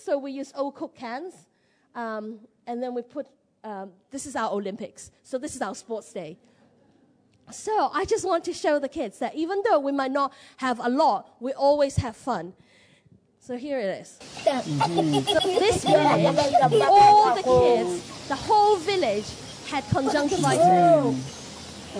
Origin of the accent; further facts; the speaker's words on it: Hong Kong; moved away; I'm from Hong Kong.